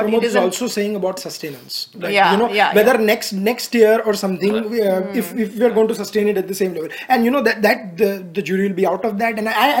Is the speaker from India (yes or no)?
yes; India; as an Indian